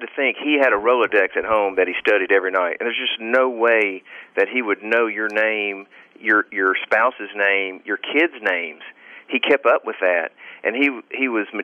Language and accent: English; Jackson, Mississippi, United States; I grew up in Jackson, Mississippi